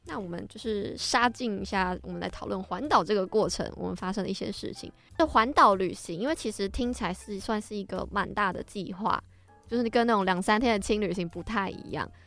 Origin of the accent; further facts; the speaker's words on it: Taiwan; 身为一个台湾人，骑机车很理所当然